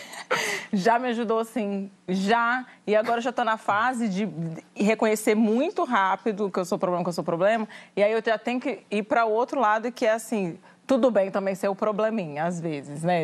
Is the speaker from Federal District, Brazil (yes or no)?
yes; Brasília, Federal District, Brazil; moved away; also born or lived in Goiás; eu sou do Goiás, mas eu cresci em Brasília.